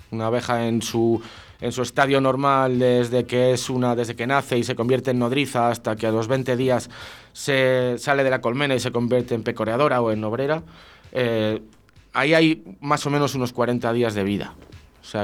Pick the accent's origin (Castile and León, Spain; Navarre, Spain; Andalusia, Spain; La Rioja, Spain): Castile and León, Spain; Brañuelas; hace años que los inviernos en, mi pueblo, en Brañuelas, eran muy, muy duros, ahora lo siguen siendo y siguen siendo largos